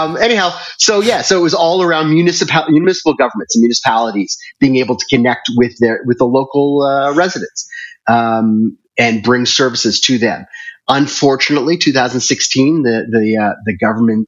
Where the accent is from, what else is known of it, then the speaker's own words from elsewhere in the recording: Toronto, Ontario, Canada; moved away as an adult; also born or lived in Singapore / Hong Kong / China; now in Nairobi, Kenya; So I was originally born and raised in Toronto, Canada. I left there in 1995 and moved to Asia